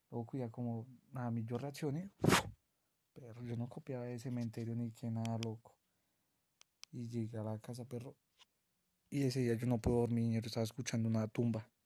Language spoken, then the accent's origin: Spanish; Tolima, Colombia; moved away; Yo soy nacido en Tolima, yo soy sureño.